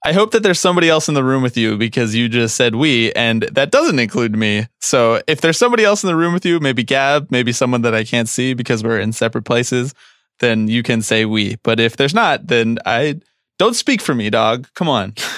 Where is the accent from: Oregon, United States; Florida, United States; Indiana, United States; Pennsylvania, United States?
Pennsylvania, United States; Philadelphia; accent: Philly; my Philly accent